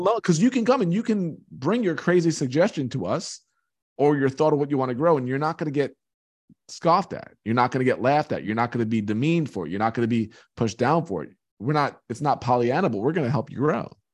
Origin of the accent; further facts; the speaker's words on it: Long Island, New York, United States; I grew up on Long Island in New York.